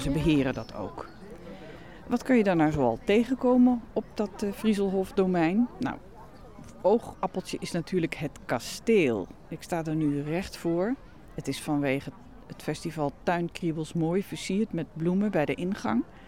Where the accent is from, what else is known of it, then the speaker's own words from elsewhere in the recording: Netherlands; ben ik natuurlijk zelf uit Nederland afkomstig